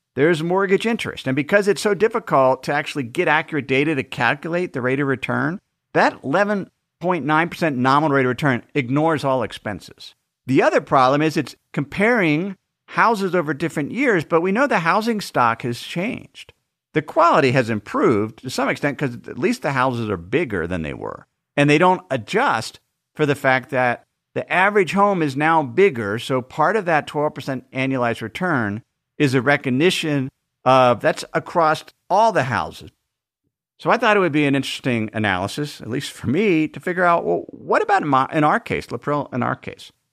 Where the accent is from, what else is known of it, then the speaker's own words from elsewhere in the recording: Cincinnati, Ohio, United States; moved away as an adult; also born or lived in Idaho / Tucson; my hometown, Cincinnati